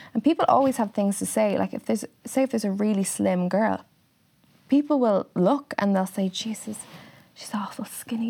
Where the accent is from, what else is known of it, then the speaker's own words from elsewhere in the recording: Wexford, Leinster, Ireland; moved away; I'm from Wexford